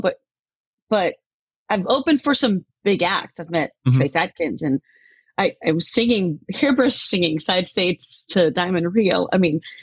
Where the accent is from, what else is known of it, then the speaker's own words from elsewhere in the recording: Denmark; now in Tacoma, United States; I grew up in Denmark